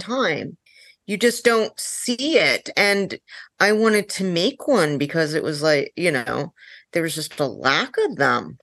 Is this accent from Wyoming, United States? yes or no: no; North Dakota, United States; I'm from North Dakota